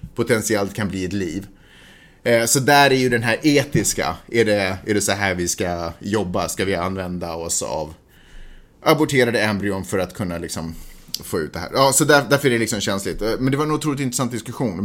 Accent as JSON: {"language": "Swedish", "country": "Sweden", "moved": "yes", "lives_now": "Los Angeles, United States", "said": "jag är svensk"}